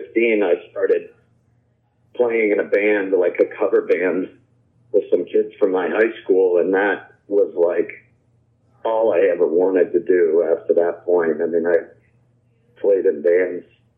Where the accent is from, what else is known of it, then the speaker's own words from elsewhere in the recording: Winthrop, Maine, United States; moved away as an adult; also born or lived in New Hampshire; I grew up in Maine, like kind of like central Maine, just outside of the capital